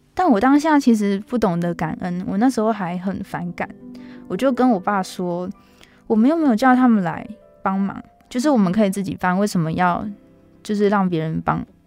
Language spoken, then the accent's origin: Chinese; Tuku, Yunlin County, Taiwan; 我的老家呢，在云林县土户镇的马光厝。那它是一个非常乡下的小地方